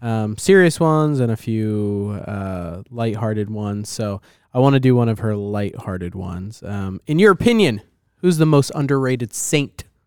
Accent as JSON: {"language": "English", "region": "New Jersey", "country": "United States", "said": "I'm a kid from New Jersey"}